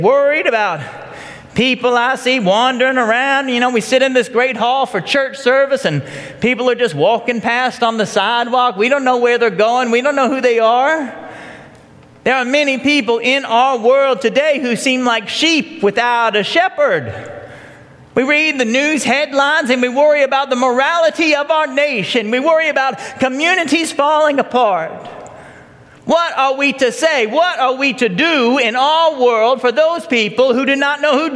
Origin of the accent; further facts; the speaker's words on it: Marietta, Georgia, United States; I grew up here in Marietta, Georgia